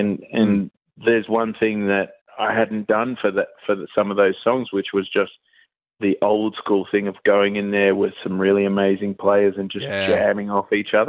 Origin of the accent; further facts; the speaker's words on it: Melbourne, Victoria, Australia; also born or lived in Mullumbimby, New South Wales; now in Mullumbimby area, Australia; I'm from Melbourne originally.